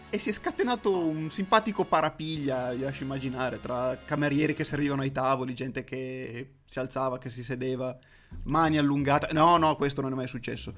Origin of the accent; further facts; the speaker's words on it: Rodello, Piedmont, Italy; nel mio paese, a Rodello